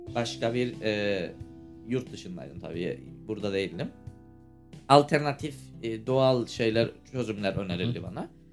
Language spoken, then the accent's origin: Turkish; Cyprus; Ben Kıbrıslıyım